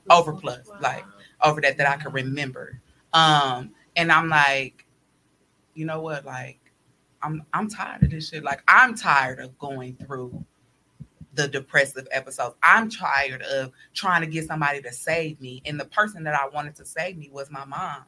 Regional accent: Chicago, Illinois, United States; moved away; also born or lived in Milwaukee; I'm originally from Chicago. So my family is there

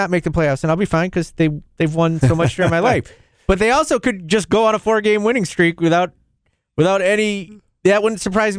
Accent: San Diego, California, United States; being a kid in San Diego

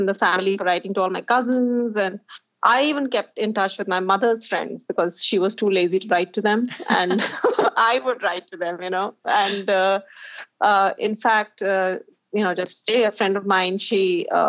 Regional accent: Delhi, India; I'm an out-and-out Delhi baby.

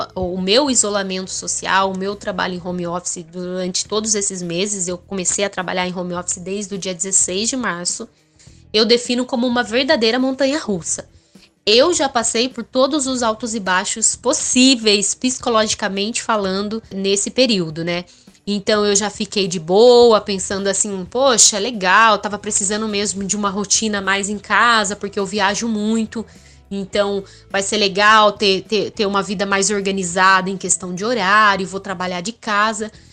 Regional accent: Sorocaba, São Paulo, Brazil; nasci em Sorocaba, que é uma cidade muito mais industrial e é uma cidade já aí com quase um milhão de habitantes

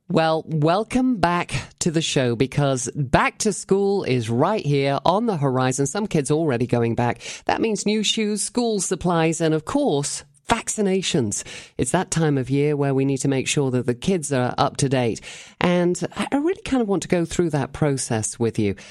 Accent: Cheshire, North West England, United Kingdom; moved away; I was brought up in England

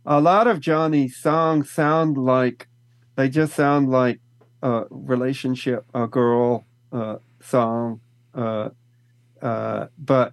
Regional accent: Texas, United States; Growing up in Texas, it's right next to Louisiana

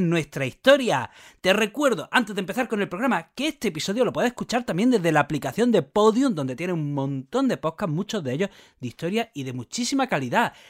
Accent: Jaén, Andalusia, Spain; now in Granada, Spain; ya saben que yo vivo en Granada, que soy de Jaén

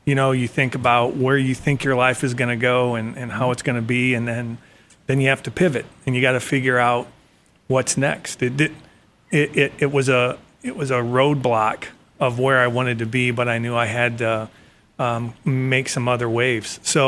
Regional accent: Ohio, United States; growing up in Ohio

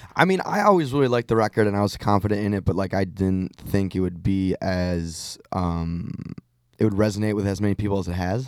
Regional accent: just outside Detroit, Michigan, United States; I grew up just outside Detroit

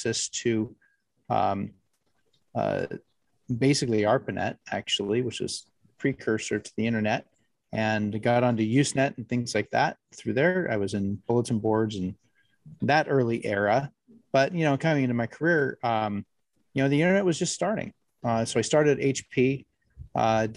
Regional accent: California, United States; I'm a California native

